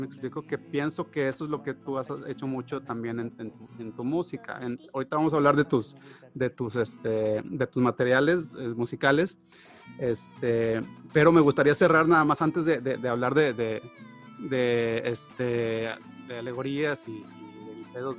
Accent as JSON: {"language": "Spanish", "country": "Mexico", "said": "uno como mexicano también muchas veces idolatra o dices, o dices, este, bueno, me gustaría salir de México porque aquí no hay oportunidades"}